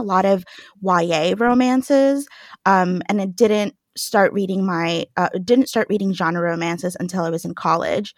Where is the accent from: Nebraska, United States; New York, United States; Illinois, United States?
New York, United States; New York City; I grew up in New York